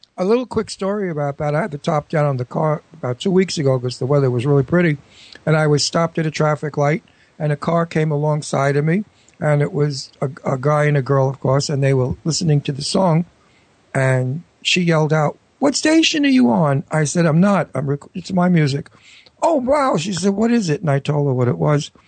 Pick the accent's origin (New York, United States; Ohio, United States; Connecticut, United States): New York, United States; moved away as an adult; also born or lived in California; I'm a New Yorker. I've got to get back to New York and I want to be in my town.